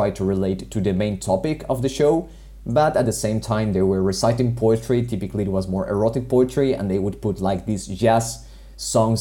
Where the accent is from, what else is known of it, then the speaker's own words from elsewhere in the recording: Colombia; moved away; my home country